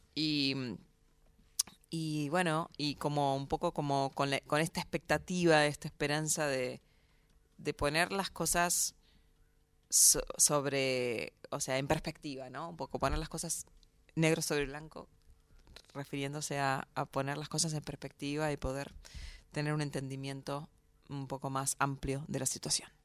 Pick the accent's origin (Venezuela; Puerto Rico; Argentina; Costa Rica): Argentina; moved away as an adult; now in New York, United States; nosotros somos de acá